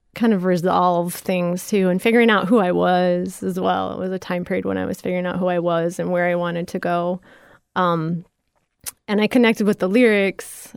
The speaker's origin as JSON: {"language": "English", "town": "Ottawa", "region": "Illinois", "country": "United States", "tie": "born or raised there", "said": "I grew up in Ottawa, Illinois, which is south of Chicago."}